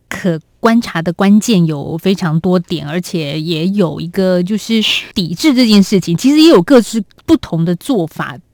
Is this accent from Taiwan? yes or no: yes; Taiwan; 这都在我们台湾人或者一般的中产阶级来说